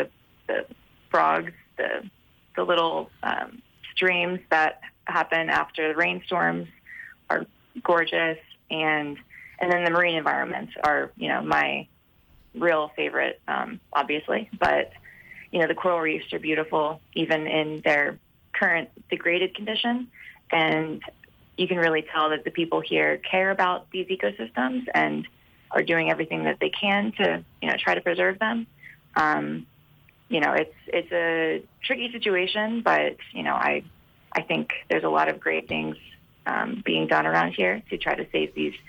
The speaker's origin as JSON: {"language": "English", "town": "Tampa", "region": "Florida", "country": "United States", "also_born_or_lived": "North Carolina / Miami, Florida", "moved": "as an adult", "lives_now": "St. Thomas, U.S. Virgin Islands", "said": "I'm originally from Florida. So I moved down here for the first time in 2015 from Florida."}